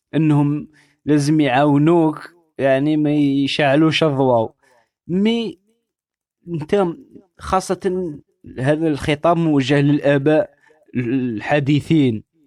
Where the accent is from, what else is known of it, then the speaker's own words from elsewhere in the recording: Algeria; كلنا كجزائريين كمغاربة كعرب